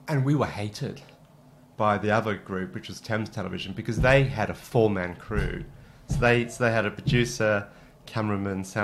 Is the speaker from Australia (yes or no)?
yes; Canberra, Australian Capital Territory, Australia; moved away as an adult; also born or lived in Wagga Wagga; now in United Kingdom; that's where I grew up in Canberra